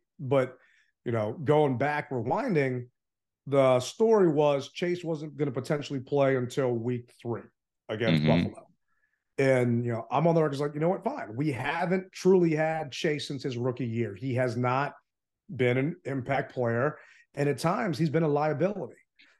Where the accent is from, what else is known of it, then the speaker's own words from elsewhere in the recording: Philippines; I mean, I'm from the Philippines